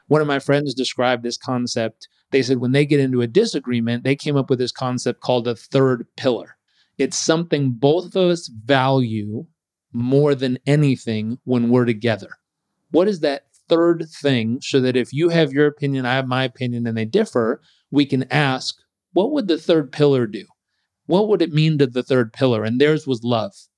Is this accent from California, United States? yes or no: yes; Southern California, United States; I grew up in Southern California